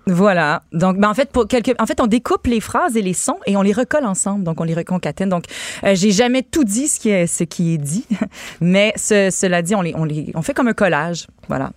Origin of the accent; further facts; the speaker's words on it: Canada; Je suis canadien français. Oui, je suis français Canada